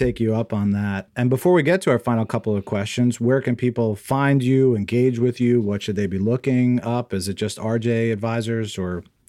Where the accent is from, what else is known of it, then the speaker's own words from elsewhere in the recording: New Jersey, United States; now in Bay Area, United States; I live on the West Coast now. I grew up in New Jersey, obviously.